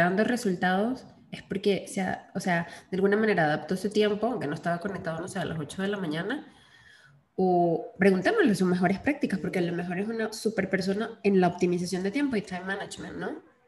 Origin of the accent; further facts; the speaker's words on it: Venezuela; los venezolanos tenemos mucho esa cuestión de señalar con la boca